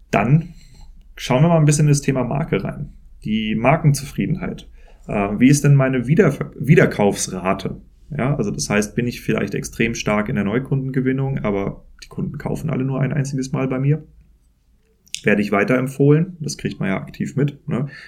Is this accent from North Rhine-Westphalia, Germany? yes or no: no; Kiel, Schleswig-Holstein, Germany; born there; ich bin Norddeutscher, ich bin in Kiel geboren